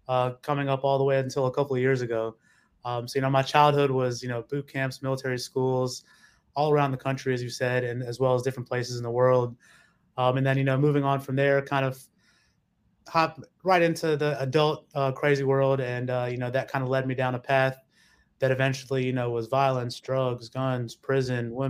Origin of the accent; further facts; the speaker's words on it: Mississippi, United States; moving down south to Mississippi. My father took the family down there